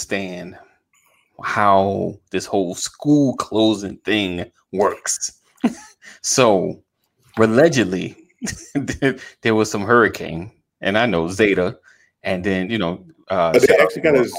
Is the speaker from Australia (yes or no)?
no; New York, United States; now in Georgia, United States; I'm from New York